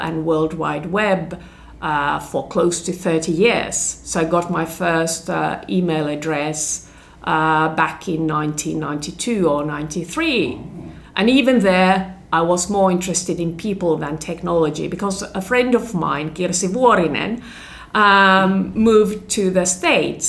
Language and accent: English; Turku, Southwest Finland, Finland; moved away as an adult; now in Helsinki, Finland; So I moved from my hometown, Turku Åbo, to Helsinki, Helsingfors